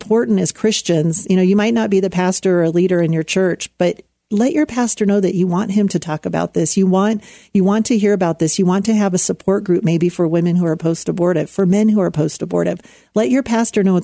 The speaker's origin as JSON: {"language": "English", "town": "Anaheim", "region": "California", "country": "United States", "tie": "born or raised there", "said": "When I was a teenager growing up in Anaheim, California, I was just a few miles away from Disneyland"}